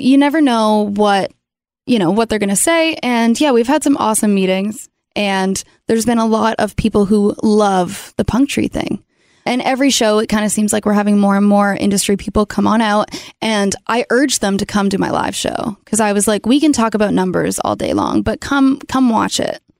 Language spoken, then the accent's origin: English; Canada; born or raised there; moved away as an adult; now in Nashville, United States